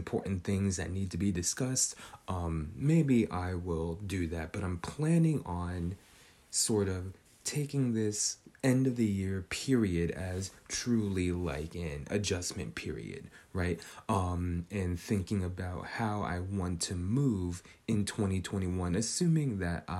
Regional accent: Northern California, United States; Growing up in Northern California

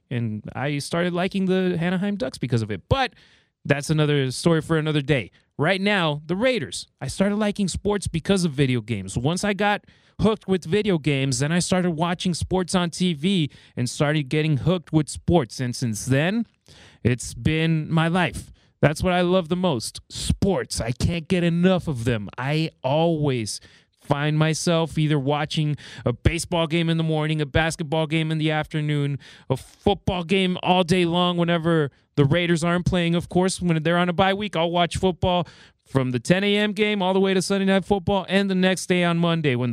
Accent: Mexico; So she took us to Mexico, and I grew up in Mexico. I lived out there for 12 years.

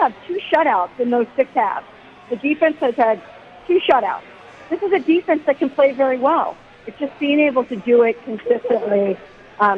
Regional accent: Maryland, United States; I grew up in Maryland

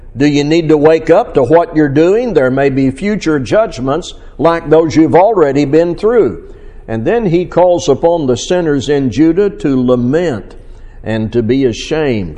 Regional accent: Missouri, United States; my hometown, uh, Missouri

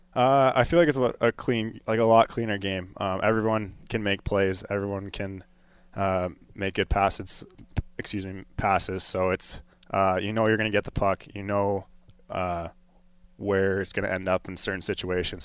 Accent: Colorado, United States; growing up in Colorado

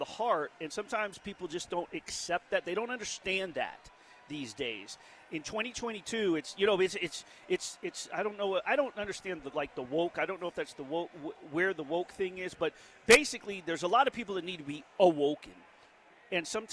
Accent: New York City, New York, United States; now in Las Vegas, United States; I was born in Manhattan

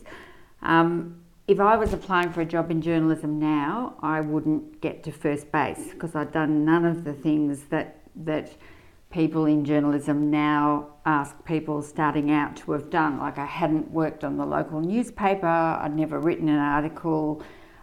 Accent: Sydney, New South Wales, Australia; moved away as an adult; now in Melbourne, Australia; I've lived about half my life in Sydney, including most of my early life, and about half my life in Melbourne

